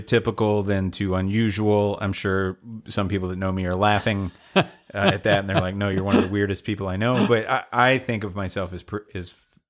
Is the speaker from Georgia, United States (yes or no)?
yes; Atlanta, Georgia, United States; I'm from Atlanta, Georgia.